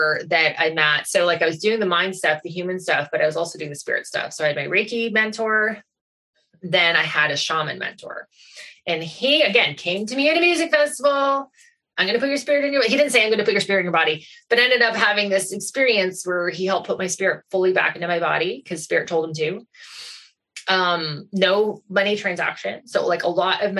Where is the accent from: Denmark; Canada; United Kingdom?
Canada; Goderich, Ontario; also born or lived in Toronto; move back to Goderich, my hometown from Toronto